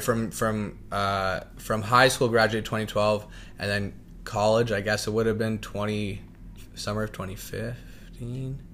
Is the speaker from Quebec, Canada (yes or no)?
no; Niagara Falls, Ontario, Canada; also born or lived in Chippawa, Ontario / London, Ontario; now in Toronto, Canada; I was born and raised in Niagara Falls